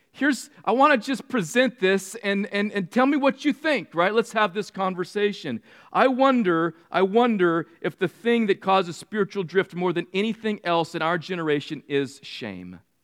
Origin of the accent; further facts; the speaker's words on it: California, United States; Mean streets of red in California. It was a cow town.